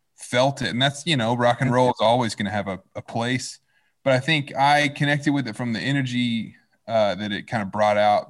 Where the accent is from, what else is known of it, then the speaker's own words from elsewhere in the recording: Fayetteville, Arkansas, United States; moved away as an adult; now in Los Angeles, United States; I was born and raised in Fayetteville in Northwest Arkansas